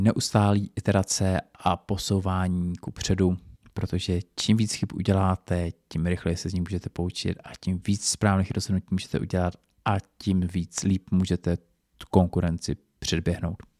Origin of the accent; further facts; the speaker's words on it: Czechia; tady u nás v Čechách